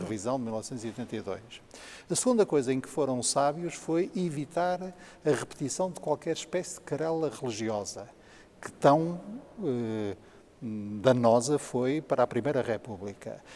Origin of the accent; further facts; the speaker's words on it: Porto, Norte, Portugal; mas depois cresci na minha meninice em Paranhos